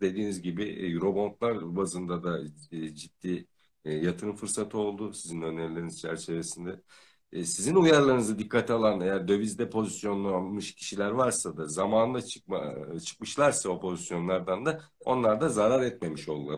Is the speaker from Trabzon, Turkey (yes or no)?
no; Ödemiş, İzmir, Turkey; also born or lived in Manisa; ben de İzmirliyim. E, Manisa'da da uzun süre yaşadık. E, çocukluk ve gençlik yıllarında. E, ben Ödemiş doğumluyum. İzmir Ödemiş doğumluyum.